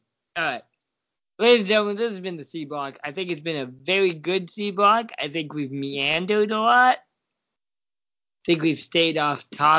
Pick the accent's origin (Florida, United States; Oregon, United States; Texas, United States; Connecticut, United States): Oregon, United States; Hey, I am technically from Oregon.